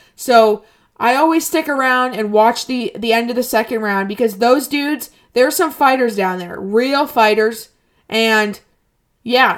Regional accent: United States; I'm an American

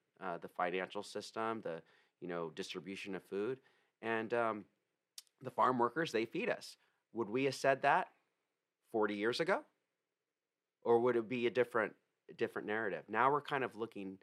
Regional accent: San Diego, California, United States; I was born and raised in La Jolla

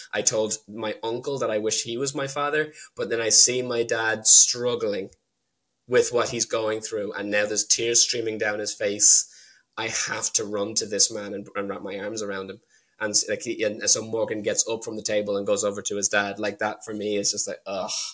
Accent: Ireland; also born or lived in United Kingdom; The reason I'm Irish is because my mum was Irish. She brought me back here a year after the divorce

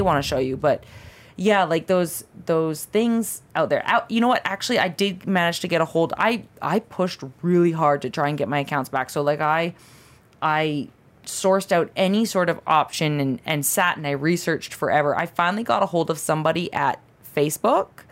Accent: Canada; moved away as an adult; now in Southern California, United States; I am Canadian

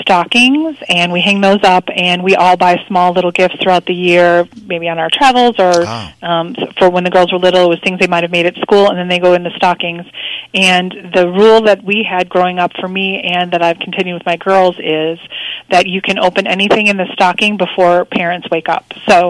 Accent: Midwest, United States; now in Texas, United States; I grew up in the Midwest and I came down to Texas

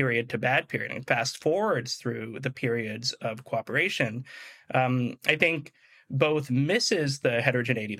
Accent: Wichita, Kansas, United States; moved away; I'm from Wichita, Kansas, a lovely little city in the middle of the United States of about 300,000 people.

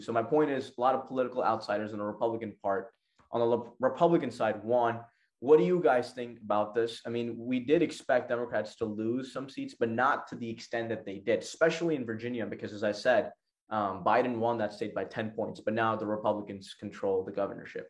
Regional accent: Pakistan; my country, Pakistan

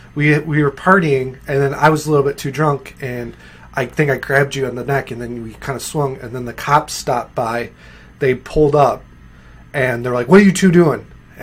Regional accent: Naples, New York, United States; also born or lived in Canandaigua, New York; I'm not from Naples, but I graduated from

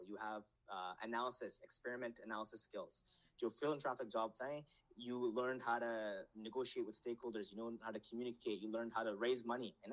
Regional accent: Nepal; born there; I was born in Nepal, but I was, raised here, so I grew up very comfortable with.

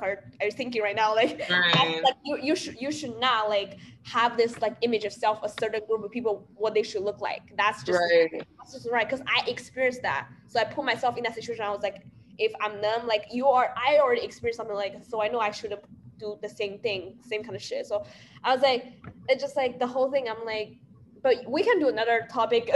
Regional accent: China; moved away

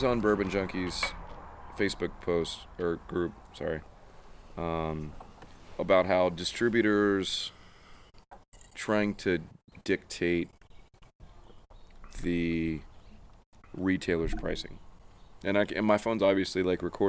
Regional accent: South Carolina, United States; moved away; me growing up in South Carolina

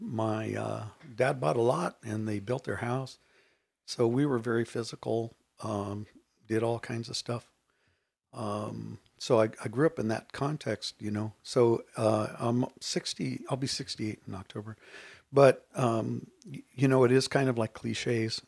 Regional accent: Rubidoux, California, United States; I grew up in Rubidoux, California

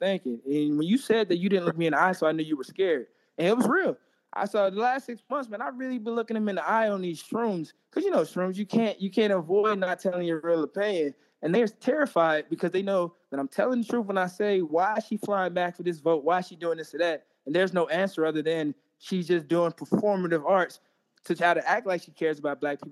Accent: Pine Bluff, Arkansas, United States; born or raised there

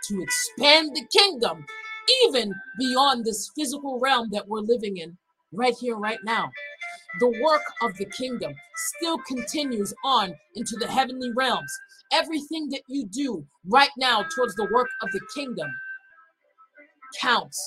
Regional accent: Boston, Massachusetts, United States; growing up in an inner city, growing up in Boston

